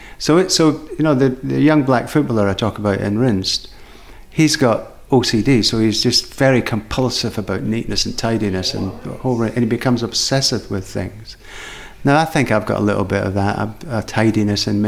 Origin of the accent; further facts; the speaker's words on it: Edinburgh, Scotland, United Kingdom; I grew up in Edinburgh